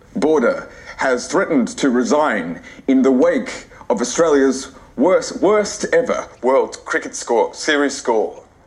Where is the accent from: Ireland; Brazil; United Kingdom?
Ireland; accent: Irish; in my Irish accent